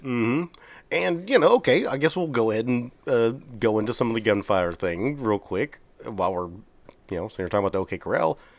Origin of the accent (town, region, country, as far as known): Texas, United States